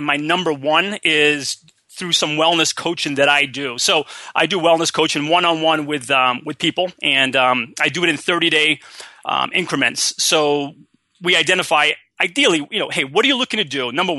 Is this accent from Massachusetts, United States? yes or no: yes; Massachusetts, United States; now in San Diego, United States; I'm originally from Massachusetts.